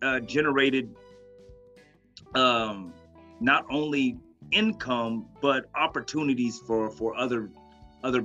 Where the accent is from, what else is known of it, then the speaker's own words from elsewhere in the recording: Oklahoma, United States; I was born and raised in Oklahoma. I'm an Oklahoma native, a red dirt baby.